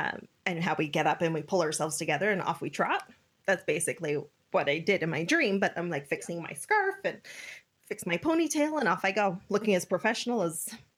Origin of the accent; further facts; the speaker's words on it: South Africa; born there; As you know, I was born in South Africa.